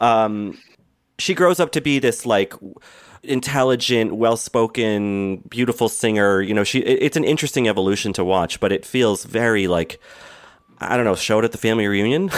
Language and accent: English; Boston, Massachusetts, United States; I grew up in Boston